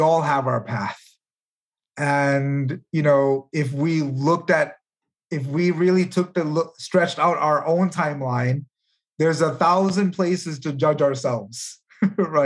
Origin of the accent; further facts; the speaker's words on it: India; moved away; I come from India. I was born there